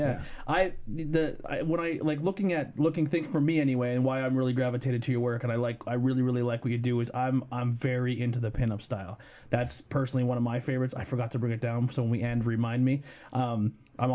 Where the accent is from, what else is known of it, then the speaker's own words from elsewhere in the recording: Minersville, Pennsylvania, United States; I went to North Schuylkill for 2 years. I'm originally from Monterey, but I went there to play soccer.